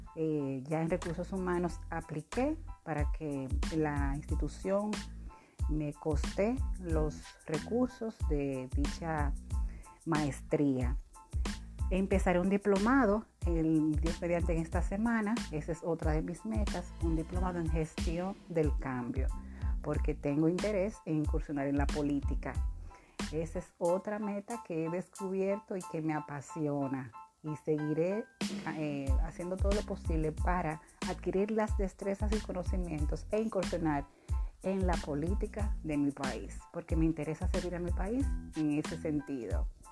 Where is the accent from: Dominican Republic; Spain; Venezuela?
Dominican Republic; sirviendo a mi país